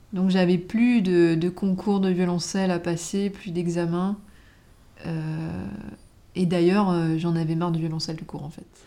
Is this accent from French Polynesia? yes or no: yes; French Polynesia; moved away; Là d'où je viens, donc euh, de Tahiti, il arrive euh, très souvent que les gens se battent